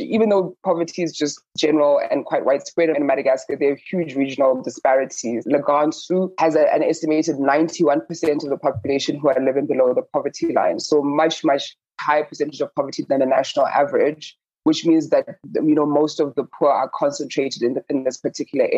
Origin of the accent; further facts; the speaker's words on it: Botswana; I'm from Southern Africa, I'm from Botswana